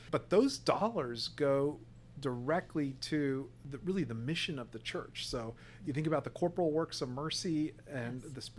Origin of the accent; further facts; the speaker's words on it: Corpus Christi, Texas, United States; moved away as an adult; now in Phoenix, United States; So, I'm from Corpus Christi, Texas. I'm 43 years old